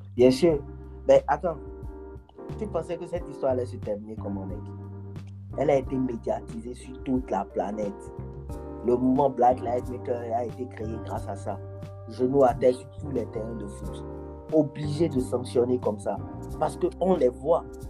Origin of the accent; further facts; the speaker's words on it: Cotonou, Littoral, Benin; now in France; mon ancien quartier, P K dix